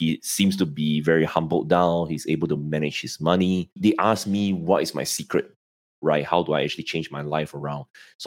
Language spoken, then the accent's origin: English; Singapore; I'm in Singapore and, I'm from Singapore